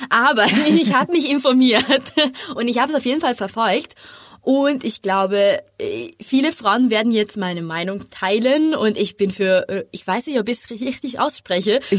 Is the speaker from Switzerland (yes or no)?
no; Italy; German is a second language; Wir, wir, singen gerne, aber tanzen muss nicht